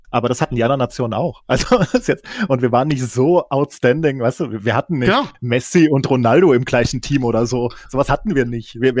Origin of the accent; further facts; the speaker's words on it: Frankfurt, Hesse, Germany; vielleicht auch aufgrund meiner Vereinsprägung, als, als, als Frankfurter.